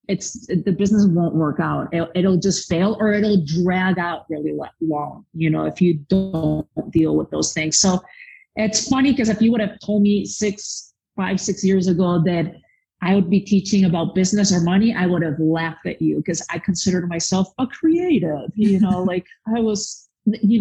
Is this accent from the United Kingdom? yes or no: no; Spain; now in United States; I was born and raised in Spain